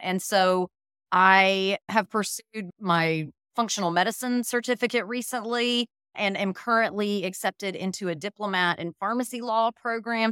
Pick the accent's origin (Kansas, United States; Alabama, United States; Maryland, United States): Alabama, United States; Birmingham; I am originally from Birmingham, Alabama